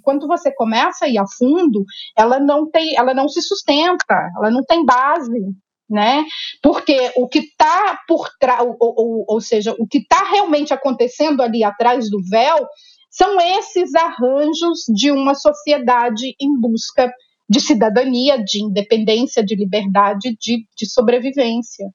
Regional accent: interior of Minas Gerais, Brazil; eu sou mineira, né, do interior de Minas, nasci

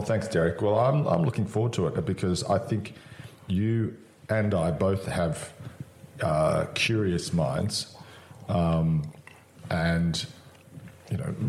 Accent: Australia; I am a Australian

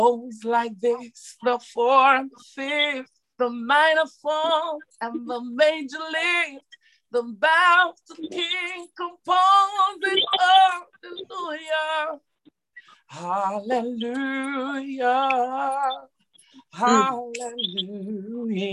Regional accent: Saint Catherine, Jamaica; moved away as an adult; also born or lived in Spanish Town, Jamaica; now in London, United Kingdom; I'm from Jamaica and I grew up in St. Catherine

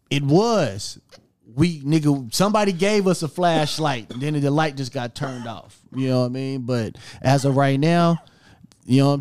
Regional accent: Lawton, Oklahoma, United States; Because I remember nigga when I'll tell niggas I'm from Lawton they're kind of screw faced.

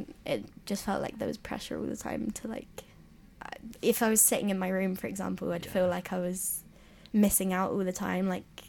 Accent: London, United Kingdom; moved away as an adult; now in Leeds, United Kingdom; because I'm from London as well, so it's not, I mean, it's not that far

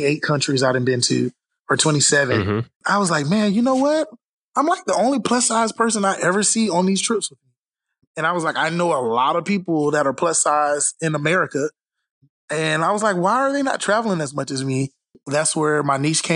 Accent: Orlando, Florida, United States; Born and raised in Florida, Orlando, Florida, Mickey Mouse country

